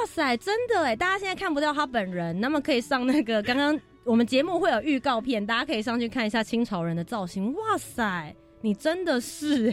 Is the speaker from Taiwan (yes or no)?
yes; Taipei, Taiwan; 我们家从小就住在市大